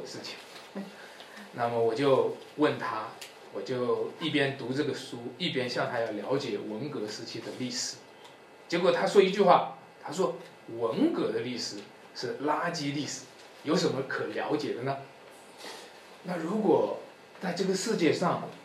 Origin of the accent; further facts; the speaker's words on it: China; 我们中国人